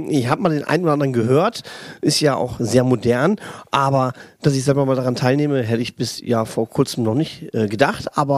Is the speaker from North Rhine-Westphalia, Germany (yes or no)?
yes; Kamp-Lintfort, North Rhine-Westphalia, Germany; born there; bin geboren im Ruhrgebiet, in der schönen Stadt Kamp-Lindfort. Ich komme aus einer richtigen Bergarbeiterfamilie.